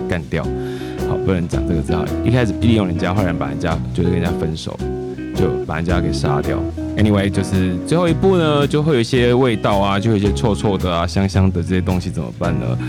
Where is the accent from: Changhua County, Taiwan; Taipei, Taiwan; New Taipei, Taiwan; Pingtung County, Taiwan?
Pingtung County, Taiwan; Zhutian; 我小时候住在竹田乡，屏东的竹田乡